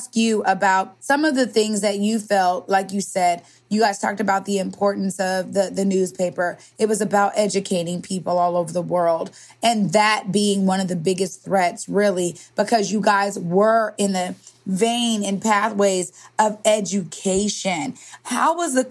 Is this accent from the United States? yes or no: yes; Seattle, Washington, United States; We know each other from growing up in the Central District and South End